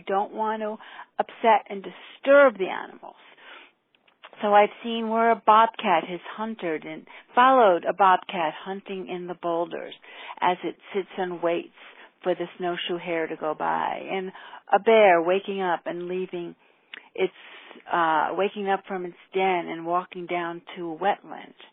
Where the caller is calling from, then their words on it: Waterbury, Vermont, United States; I'm calling from Waterbury on, let's see, Monday, a little after 1 o'clock.